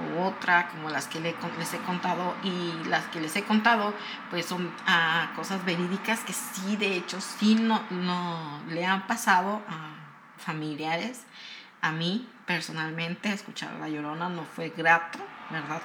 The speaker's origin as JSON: {"language": "Spanish", "region": "Morelos", "country": "Mexico", "said": "soy de Morelos, soy de, am, de un lugar donde, este, está cerca de Huautla"}